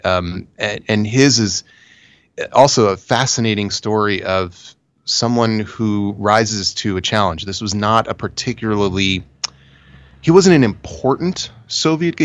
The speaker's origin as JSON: {"language": "English", "country": "United States", "said": "I'm very American"}